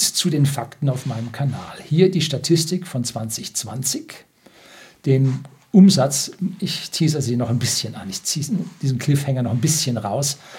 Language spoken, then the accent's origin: German; Germany; bei uns in Deutschland